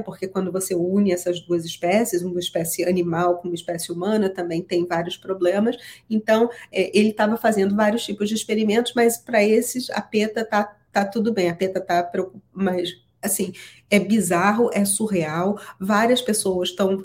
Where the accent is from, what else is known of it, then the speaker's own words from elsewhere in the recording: Brazil; now in United States; porque eu sou brasileira e meu marido é americano